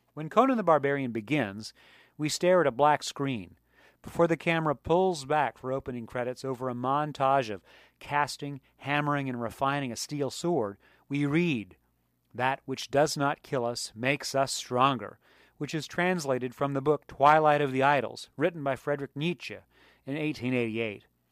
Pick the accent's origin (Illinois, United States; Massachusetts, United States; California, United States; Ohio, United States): California, United States; San Diego County; also born or lived in Maryland; I moved to California from Maryland in nineteen seventy-seven. I was four years old, and my paternal grandparents invited me and my parents to live with them on a multi-acre plot in San Diego County